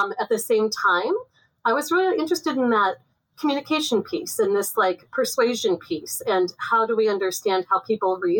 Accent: Chicago, Illinois, United States; So I grew up outside the Chicago's, outside of urban Chicago, in the Chicago suburbs

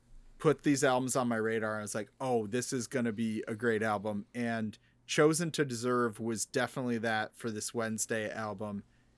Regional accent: Midwest, United States; we grew up in the Midwest

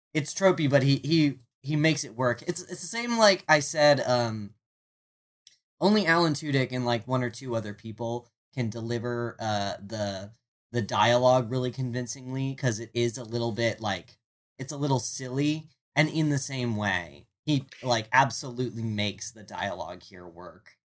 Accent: Maryland, United States; I'm from Maryland

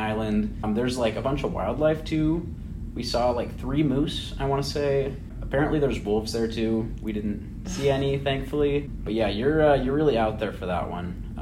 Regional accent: Spokane, Washington, United States; moved away as an adult; now in Chicago, United States; So I have like roots here, but like my hometown is Spokane, Washington

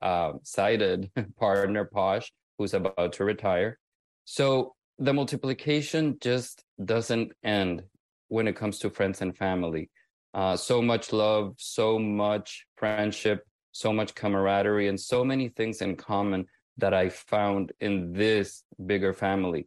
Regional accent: Honduras; first language Spanish; English is a second language; moved away as an adult; now in Miami, United States; I need to migrate from my home country because my home country did not offer the proper environment for me to thrive

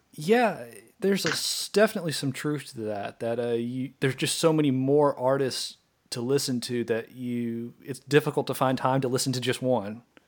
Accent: Arkansas, United States; a band from Central Arkansas, so they're my home state band

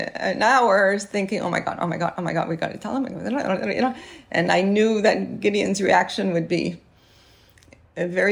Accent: Montreal, Quebec, Canada; I'm from Montreal, and went to Marinopolis CEGEP, I'm French Canadian Italian

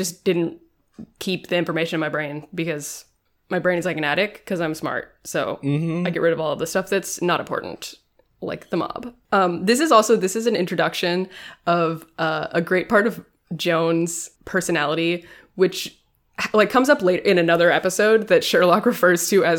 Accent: United Kingdom; As a British person, you know, we invented racism.

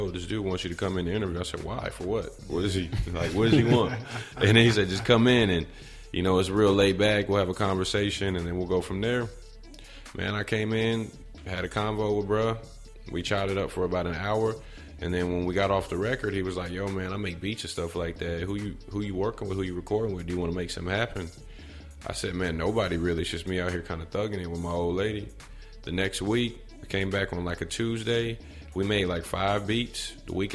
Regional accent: San Diego, California, United States; moved away as an adult; also born or lived in Victorville, California; now in Atlanta, United States; I'm originally from Southeast San Diego, but went to high school in a place called Victorville, California

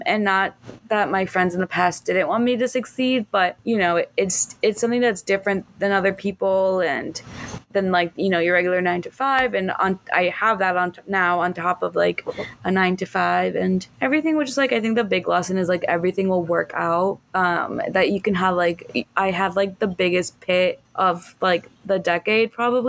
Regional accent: Miami, Florida, United States; moved away as an adult; also born or lived in Chicago; now in Miami, United States; I was born and raised in Miami in the 305

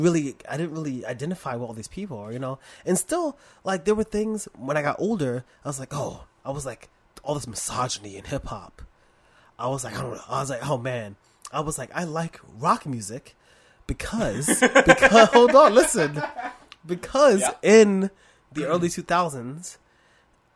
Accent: New York City, New York, United States; I grew up in Brooklyn and Harlem

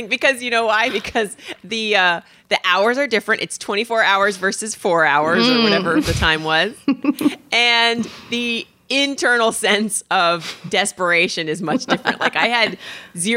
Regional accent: Indiana, United States; I'm from Indiana

